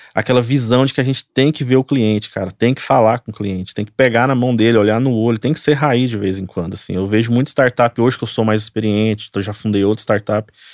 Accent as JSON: {"language": "Portuguese", "town": "Goiânia", "region": "Goiás", "country": "Brazil", "said": "Nós somos aqui de Goiânia."}